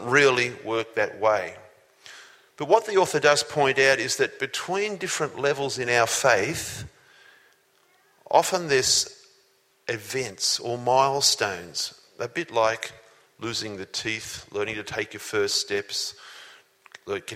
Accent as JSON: {"language": "English", "town": "Sydney", "region": "New South Wales", "country": "Australia", "tie": "born or raised there", "also_born_or_lived": "Newcastle", "said": "when I was 12 years old. We lived in Sydney."}